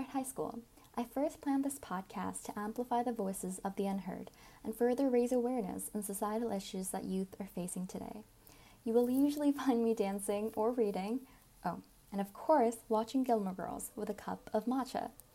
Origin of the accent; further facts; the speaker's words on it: South Korea; now in Sri Lanka; I'm a Korean student currently studying in Sri Lanka